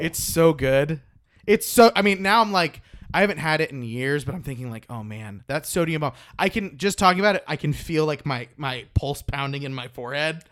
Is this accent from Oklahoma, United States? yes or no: yes; Oklahoma, United States; I'm from Oklahoma